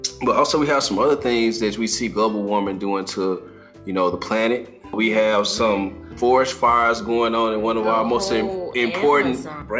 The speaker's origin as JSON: {"language": "English", "region": "Mississippi", "country": "United States", "moved": "yes", "lives_now": "North Carolina, United States", "said": "we're in North Carolina. We're coastal. So all of our coastal people, and I'm from Mississippi, so all my people around the Gulf of Mexico"}